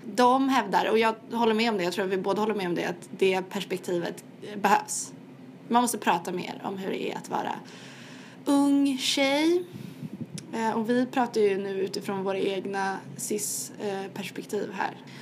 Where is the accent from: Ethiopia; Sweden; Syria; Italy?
Sweden; accent: Swedish; moved away; min svenska accent